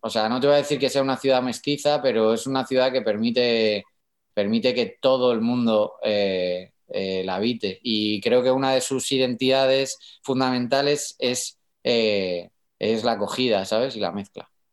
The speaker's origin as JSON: {"language": "Spanish", "town": "Madrid", "region": "Community of Madrid", "country": "Spain", "tie": "born or raised there", "accent": "madrileño", "said": "Yo nací en Puerta del Ángel"}